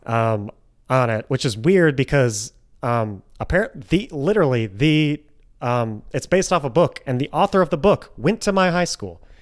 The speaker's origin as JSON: {"language": "English", "town": "Grosse Pointe Woods", "region": "Michigan", "country": "United States", "tie": "born or raised there", "said": "my hometown, Grosse Pointe Woods"}